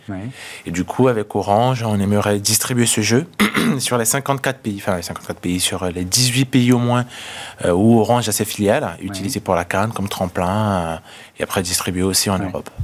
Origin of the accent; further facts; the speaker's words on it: Central African Republic; moved away as an adult; now in France; je suis né en, en, en Centrafrique